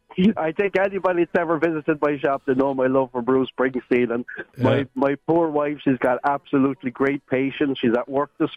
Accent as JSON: {"language": "English", "town": "Ennistymon", "region": "Munster", "country": "Ireland", "said": "I'm from Ennistymon, but my shop's in Kilrush, County Clare."}